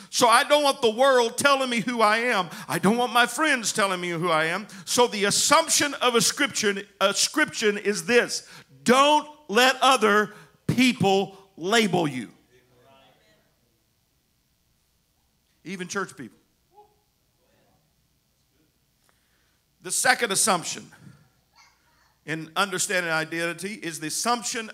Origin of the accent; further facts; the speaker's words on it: United States; our family is Scotch Welsh, not Scotch Irish. And then I have a little bit of Cherokee Indian in me, amen. But I'm American